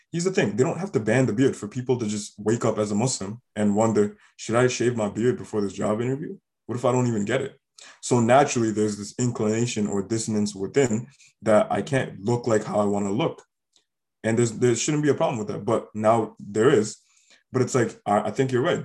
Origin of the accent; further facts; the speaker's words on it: Canada; growing up in Canada, we were forced to learn French as a language from grade four.